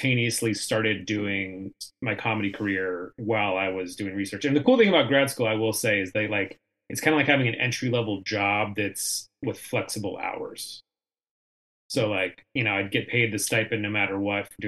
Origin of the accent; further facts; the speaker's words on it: San Diego, California, United States; moved away; I'm from San Diego. I moved back home after college to San Diego for a couple years